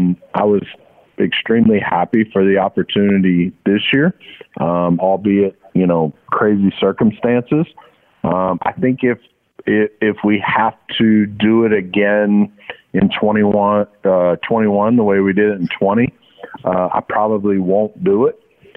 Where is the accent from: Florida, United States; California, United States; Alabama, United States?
Florida, United States; Pierson; also born or lived in Jacksonville, United States; This is about my hometown of Pearson, Florida. This is about where I went to high school in Jacksonville for 3 years, where I boarded.